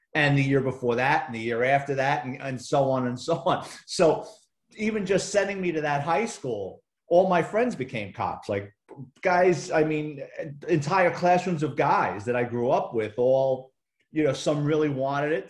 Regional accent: New York City, New York, United States; I grew up in the Bronx in New York City

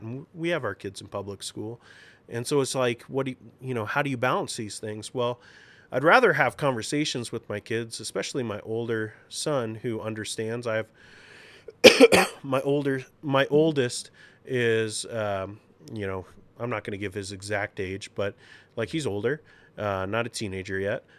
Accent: Seattle, Washington, United States; we want our Sonics back, um, because we're both from Seattle

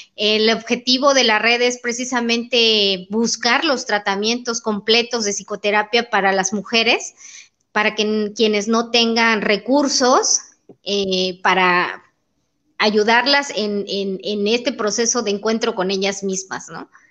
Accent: Comitán, Chiapas, Mexico; moved away as an adult; now in Tuxtla Gutiérrez, Mexico; nací en Comitán. Llevo más de 20 años viviendo en Tuxtla Gutiérrez

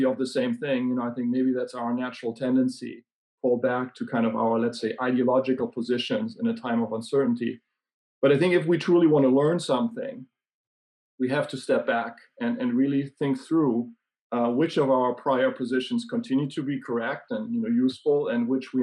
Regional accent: Germany; now in Sweden; I live in Sweden, but I grew up in Germany.

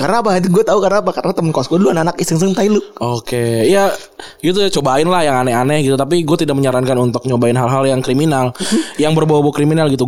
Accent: Bekasi, West Java, Indonesia; kita kan orang Bekasi

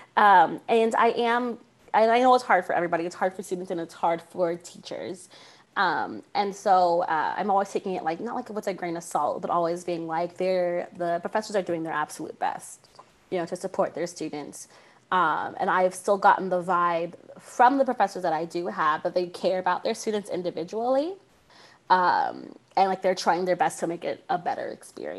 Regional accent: San Antonio, Texas, United States; also born or lived in Northern California; I grew up in San Antonio, Texas, which is still Central Texas

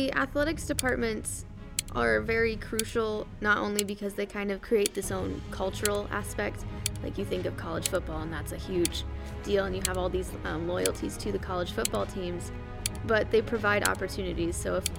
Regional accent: Greenwood Village, Colorado, United States; So I'm from, like, I guess you can consider it a suburb, but it's technically a little, like, it's right on the border between, like a township called Greenwood Village and a place called Inglewood.

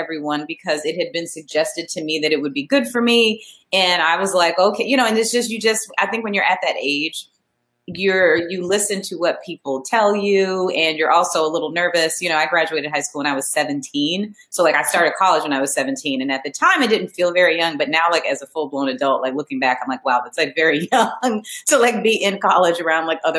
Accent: Montgomery, Alabama, United States; also born or lived in Boston, Massachusetts; I grew up in Montgomery, Alabama, and it's, you know, it's Alabama, but Montgomery is the capital.

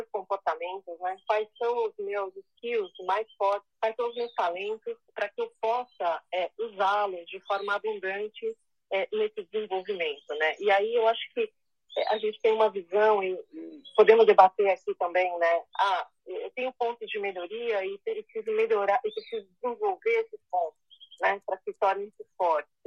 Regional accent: Brazil; é brasileira, branca, branca, loira

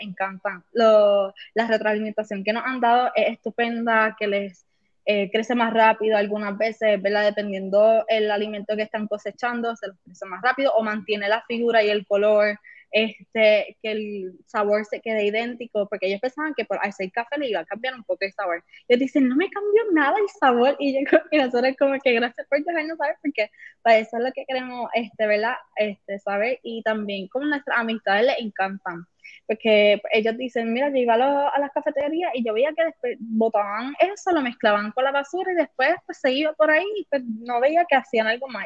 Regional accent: Mayagüez, Puerto Rico; Nosotros somos de aquí de Mayagüez

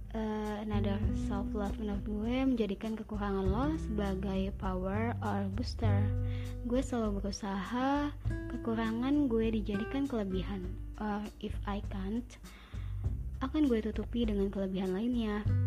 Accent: Cikampek, West Java, Indonesia; lahir di Cikampek tanggal 26 Desember 2000.

